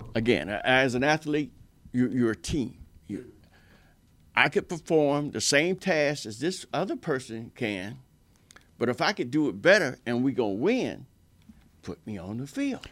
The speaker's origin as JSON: {"language": "English", "town": "Stuart", "region": "Florida", "country": "United States", "tie": "born or raised there", "said": "my hometown, Stewart, Florida, and I live here"}